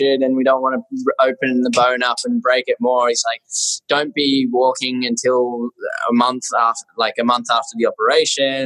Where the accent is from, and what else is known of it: Australia; accent: Aussie; now in Spain